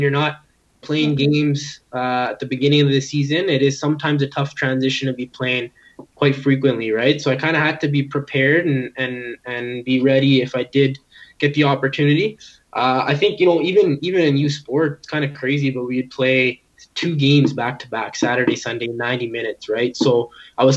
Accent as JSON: {"language": "English", "town": "Edmonton", "region": "Alberta", "country": "Canada", "tie": "born or raised there", "moved": "as an adult", "lives_now": "Ottawa, Canada", "said": "representing my hometown"}